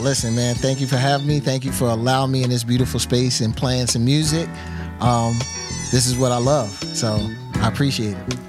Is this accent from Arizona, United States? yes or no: no; Philadelphia, Pennsylvania, United States; growing up in a city where every once in a while, someone like Kenny Gamble would do a guest DJ spot on a radio station